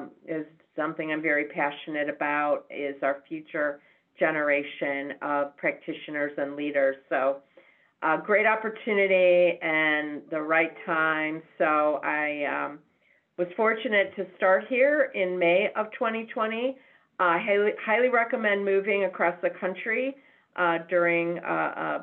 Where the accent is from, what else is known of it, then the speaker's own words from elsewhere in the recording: Chicago, Illinois, United States; moved away as an adult; now in San Francisco, United States; I am born and bred in Chicago, Illinois, so the home base for Becker's. And lived my entire life in Chicago up until a few years ago